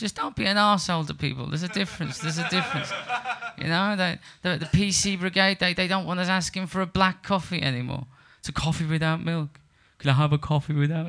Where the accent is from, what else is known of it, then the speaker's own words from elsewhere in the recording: Liverpool, North West England, United Kingdom; also born or lived in Surbiton, London; now in London, United Kingdom; I'm from Liverpool. Um, I live in London.